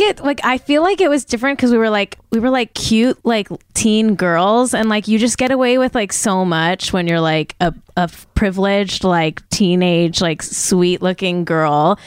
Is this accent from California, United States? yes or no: yes; Manhattan Beach, California, United States; Polynesian themed fries was my hometown fries